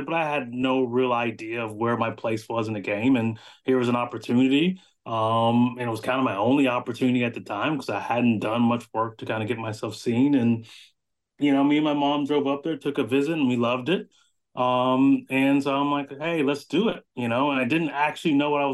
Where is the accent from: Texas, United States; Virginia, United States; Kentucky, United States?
Texas, United States; Austin; I was born and raised in Austin, Texas